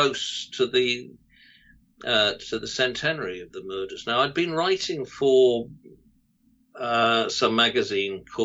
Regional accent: Cardiff, Wales, United Kingdom; I was born and bred in Cardiff

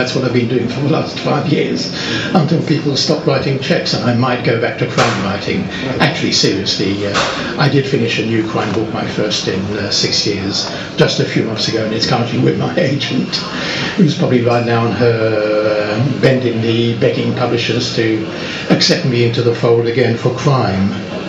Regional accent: France; now in Barnet, United Kingdom; I was brought up in France, as my parents set up business there, and I lived in France, and actually have never been to school in England

